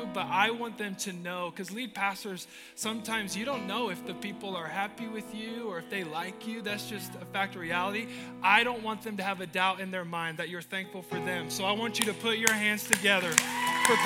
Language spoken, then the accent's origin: English; Nampa, Idaho, United States; now in Portland, United States; I love Nampa. I was born in Mercy Medical Center